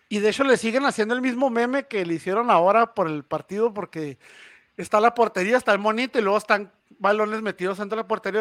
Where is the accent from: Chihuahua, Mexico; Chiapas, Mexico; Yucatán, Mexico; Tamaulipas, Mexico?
Chihuahua, Mexico; Ciudad Juárez; la gente de Ciudad Juárez es muy bonita trabajadora